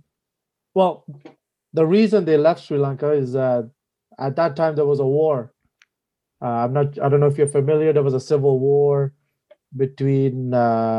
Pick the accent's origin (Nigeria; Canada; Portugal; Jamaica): Canada; Montreal, Quebec; I'm 33 years old, born and raised in Montreal.